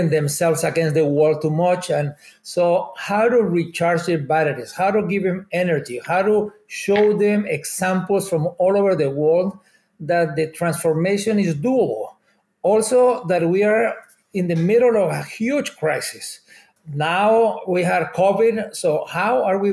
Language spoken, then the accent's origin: English; Bogotá, Bogotá Capital District, Colombia; moved away as an adult; also born or lived in Canada; now in Toronto, Canada; I'm originally from Bogota, Colombia. Before immigrating to Canada